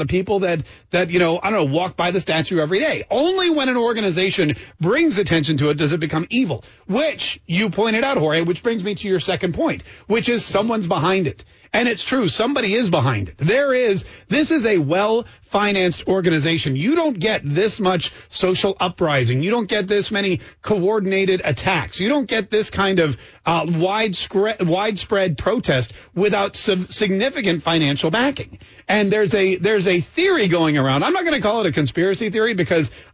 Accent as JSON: {"language": "English", "town": "Winston-Salem", "region": "North Carolina", "country": "United States", "tie": "born or raised there", "said": "I grew up in Winston-Salem, North Carolina, a city that was named for cigarettes."}